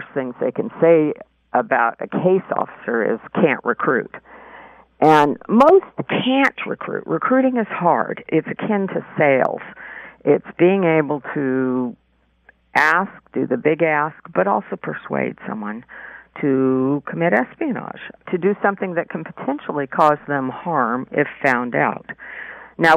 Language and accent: English; California, United States; moved away as an adult; also born or lived in New York City; I grew up in California, small towns mostly